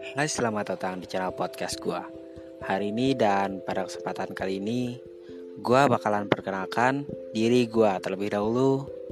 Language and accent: Indonesian; Sampit, Central Kalimantan, Indonesia; asal gua Kalimantan Tengah, kota Sampit